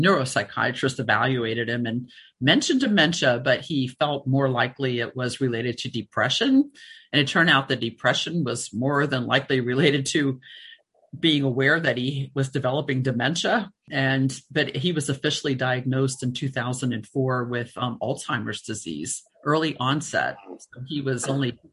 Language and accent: English; Cincinnati, Ohio, United States; moved away; also born or lived in Florida; I grew up in Cincinnati